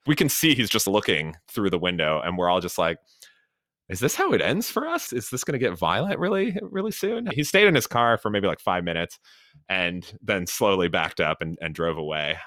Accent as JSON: {"language": "English", "town": "Chicago", "region": "Illinois", "country": "United States", "tie": "born or raised there", "also_born_or_lived": "Los Angeles / Miami", "moved": "yes", "said": "I grew up in Chicago, and so drove around the Windy City and all the fun Chicago suburbs"}